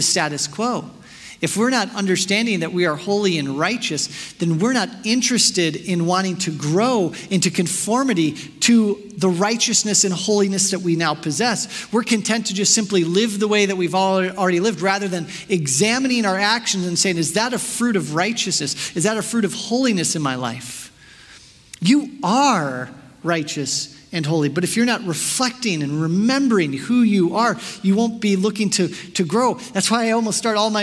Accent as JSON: {"language": "English", "town": "Chicago", "region": "Illinois", "country": "United States", "said": "I'm from Chicago"}